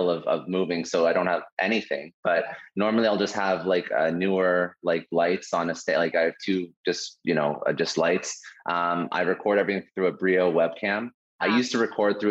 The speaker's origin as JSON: {"language": "English", "town": "Toronto", "region": "Ontario", "country": "Canada", "said": "I'm originally from Toronto"}